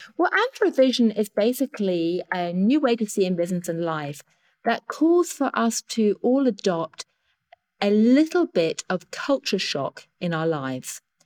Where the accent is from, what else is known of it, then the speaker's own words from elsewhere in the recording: United Kingdom; accent: British; I am, as you can hear from my accent, British